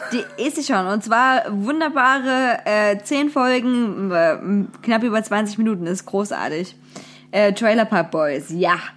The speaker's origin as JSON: {"language": "German", "town": "Wilkau-Haßlau", "region": "Saxony", "country": "Germany", "tie": "born or raised there", "said": "Wilke Haslau, Tor des Erzgebirges, bin ich zur Schule gegangen."}